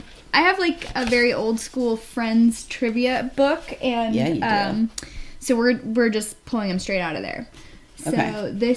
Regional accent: Southern California, United States; I grew up in Southern California

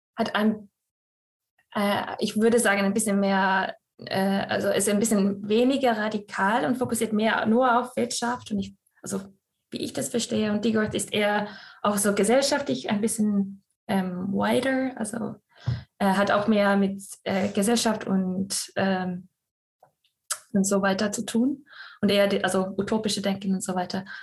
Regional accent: Scotland, United Kingdom; German is a second language; also born or lived in Estonia / Vienna, Austria; now in Münster, Germany; ich gebürtige Estin bin und in Schottland aufgewachsen

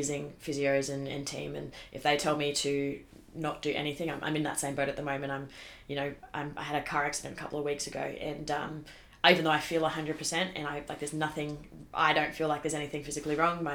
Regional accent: Darwin, Northern Territory, Australia; I grew up in Darwin

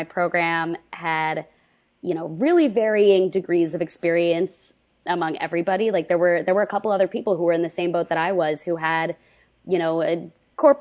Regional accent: Westchester, New York, United States; moved away; also born or lived in Orlando; I'm from Westchester originally, which is like a half hour outside New York City.

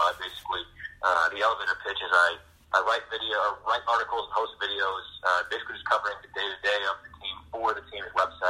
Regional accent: Seattle, Washington, United States; I grew up in Seattle, and I grew up a diehard Seattle Mariners baseball fan.

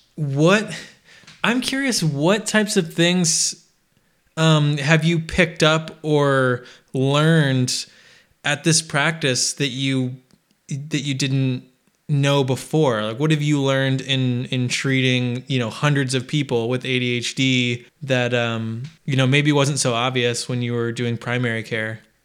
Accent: Midwest, United States; I grew up in the Midwest

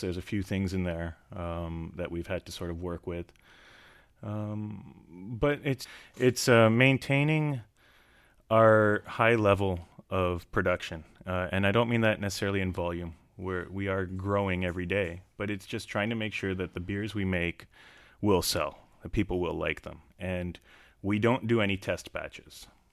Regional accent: Canada; I grew up in Canada

